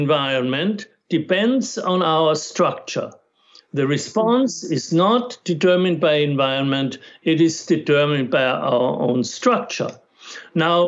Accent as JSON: {"language": "English", "country": "Austria", "tie": "born or raised there", "first_language": "German", "second_language": "English", "moved": "yes", "said": "I grew up in Austria"}